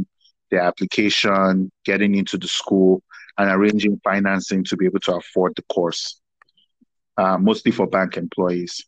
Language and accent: English; Warri, Delta, Nigeria; moved away as an adult; also born or lived in Lagos, Nigeria / Abuja, Nigeria / Nasarawa, Nigeria / Waterloo, Canada; I was born in Lagos, grew up quite a bit in Warri, went to boarding school in Abuja, stroke Nasarawa States